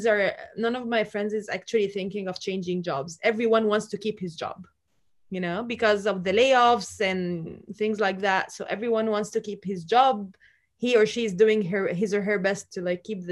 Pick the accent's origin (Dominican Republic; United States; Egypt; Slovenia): Egypt; I am from Egypt